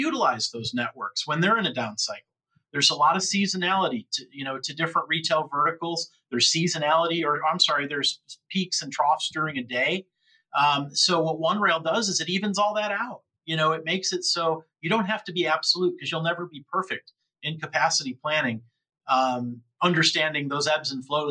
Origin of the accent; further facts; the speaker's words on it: Buffalo, New York, United States; I'm from near Buffalo, New York. I grew up near Buffalo